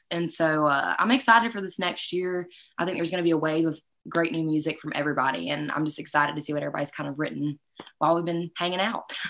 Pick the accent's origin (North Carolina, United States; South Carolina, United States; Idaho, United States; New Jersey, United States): South Carolina, United States; I'm from South Carolina